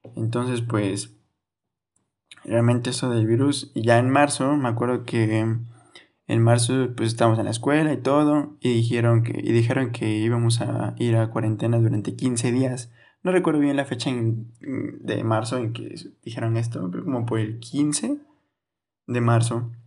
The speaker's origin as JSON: {"language": "Spanish", "town": "Orizaba", "region": "Veracruz", "country": "Mexico", "said": "aquí donde soy yo de Rizaba, Veracruz"}